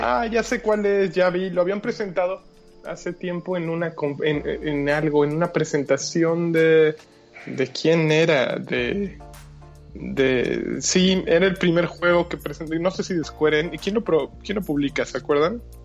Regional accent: Mexico; now in Germany; los mexicanos

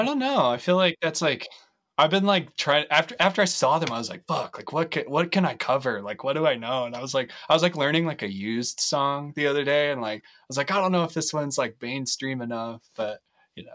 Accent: Loveland, Colorado, United States; now in Fort Collins, United States; I grew up in Loveland most of my life, um, live in Fort Collins now

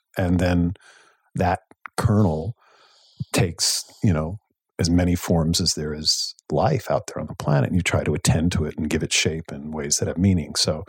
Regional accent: Vermont, United States; Well, I grew up in Vermont, in a small town, more cows than people, literally more cows than people.

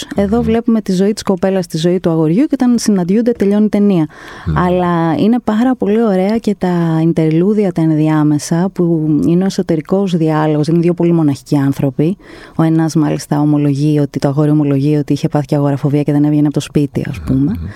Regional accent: Greece; από την Ελλάδα

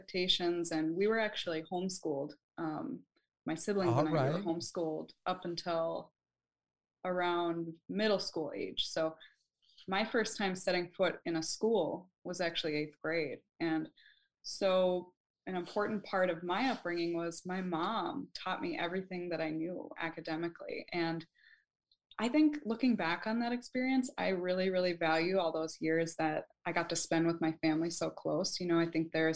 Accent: Minnesota, United States; moved away as an adult; now in California, United States; I live in California now. Yeah. I grew up in Minnesota

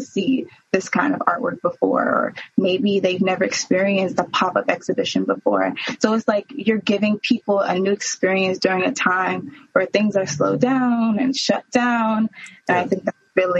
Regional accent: Prince George's County, Maryland, United States; moved away as an adult; now in Baltimore, United States; I'm from Prince George's County. I'm from PG County.

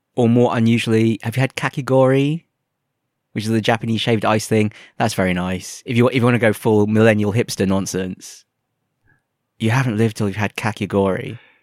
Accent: England, United Kingdom; first language English; moved away; I'm from England

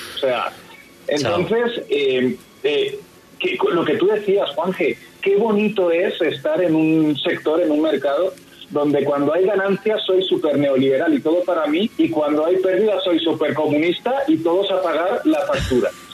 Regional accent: Spain; yo soy español

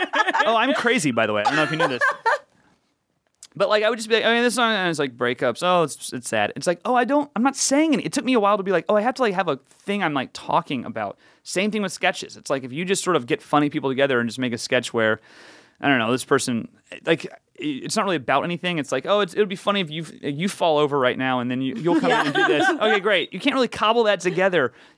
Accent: the South, United States; Not really, but I grew up in the South, and it was part of what you did.

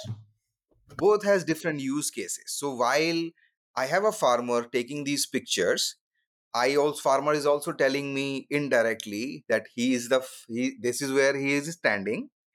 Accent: India; moved away as an adult; also born or lived in Redmond, Washington / Silicon Valley; I grew up in India, you know, lower middle class family

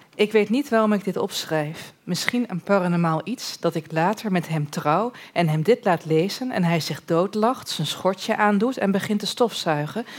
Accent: Borne, Overijssel, Netherlands; also born or lived in Almelo; ik kom dus uit Borne en ik zat in Almelo op een middelbare school

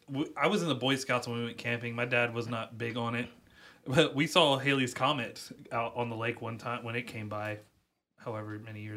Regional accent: Chapin, South Carolina, United States; I'm from Chapin.

